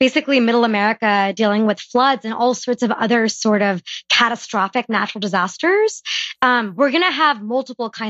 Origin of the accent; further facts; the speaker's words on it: California, United States; I am born and raised in California.